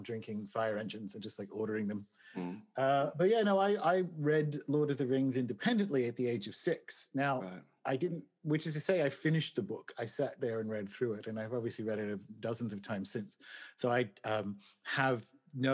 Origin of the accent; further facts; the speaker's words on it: Newcastle, New South Wales, Australia; moved away as an adult; also born or lived in Sydney; now in Huon Valley, Australia; I'm from Newcastle, New South Wales, born and raised, university in Sydney.